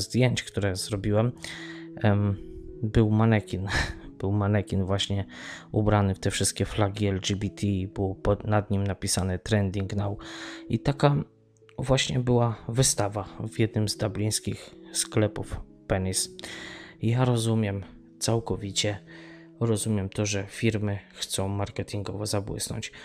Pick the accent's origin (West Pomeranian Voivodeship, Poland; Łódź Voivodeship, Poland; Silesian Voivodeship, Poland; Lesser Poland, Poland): Lesser Poland, Poland; Tarnów; now in Ireland; Ja wychowałem się w Tarnowie, w dzielnicy Mościce